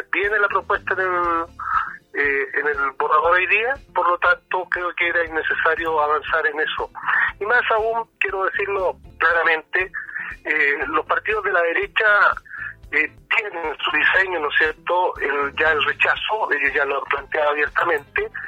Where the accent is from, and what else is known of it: Chile